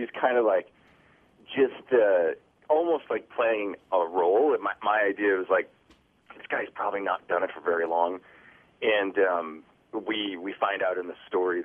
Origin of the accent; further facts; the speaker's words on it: Cottage Grove, Minnesota, United States; I grew up in Cottage Grove, Minnesota